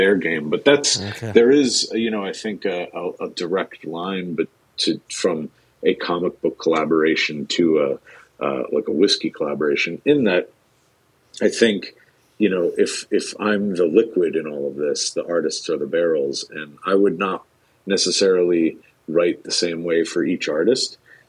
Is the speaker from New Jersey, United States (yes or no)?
yes; New Jersey, United States; moved away as an adult; also born or lived in New York / Boston; raised in Jersey